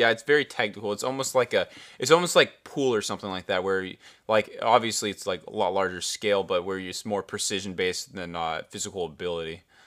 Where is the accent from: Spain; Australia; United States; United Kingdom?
United States; we're from America